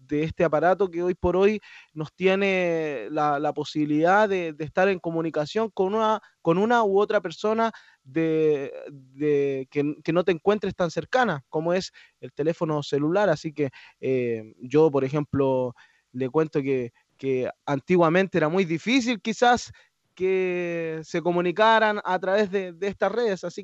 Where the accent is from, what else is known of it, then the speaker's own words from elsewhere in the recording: Chile; cabe destacar que nosotros como eh, chilenos nos sentimos orgullosos todos los hípicos porque tenemos a, un compatriota